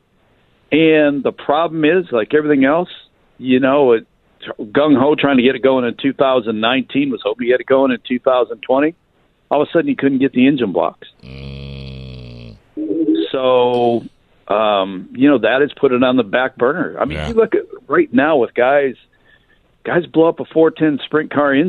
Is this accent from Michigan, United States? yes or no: yes; Michigan, United States; moved away; Growing up in Michigan